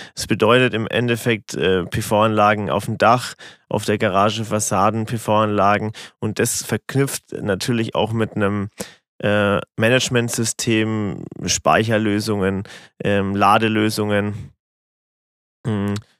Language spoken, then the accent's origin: German; Rottendorf, Bavaria, Germany; Ich komme aus Rottendorf